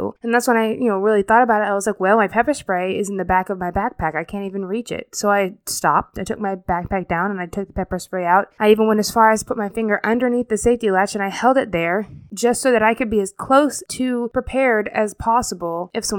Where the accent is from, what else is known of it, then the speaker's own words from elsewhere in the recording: Fort Walton Beach, Florida, United States; I'm originally from Florida, the Destin, Florida area, specifically Fort Walton Beach. That's where I went to high school. It's basically kind of the area I grew up around the most.